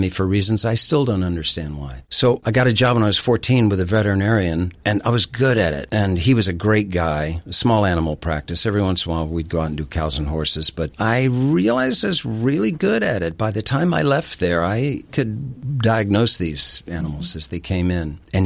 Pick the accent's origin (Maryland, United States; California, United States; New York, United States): Maryland, United States; Cumberland; moved away as an adult; also born or lived in Miami, Florida / Atlanta, Georgia; I was born in Miami, Florida, raised in Atlanta until I was about 9 years old, and then moved to Cumberland, Maryland, which is in the hills of western Maryland